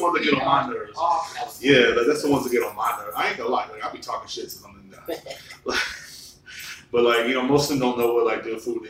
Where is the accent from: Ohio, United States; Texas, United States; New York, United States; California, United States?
Texas, United States; Marble Falls; moved away as an adult; my hometown, like, Marble Falls, a small town